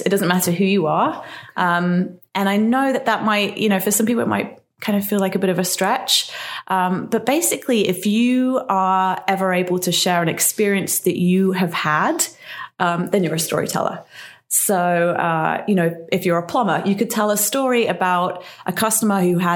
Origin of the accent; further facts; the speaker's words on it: England, United Kingdom; now in Newport, United States; I'm from England originally.